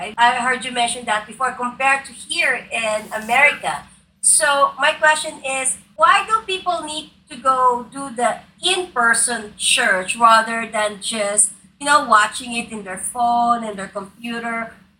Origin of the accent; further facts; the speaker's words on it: Philippines; now in United States; Rockfish Church in Manila, close Absolutely. To my hometown.